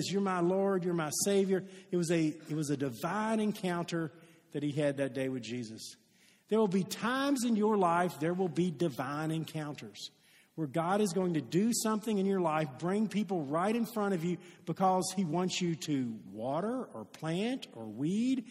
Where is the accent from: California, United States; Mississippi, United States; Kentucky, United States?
Kentucky, United States; Shively; I'm from Shively, okay? That's where I was born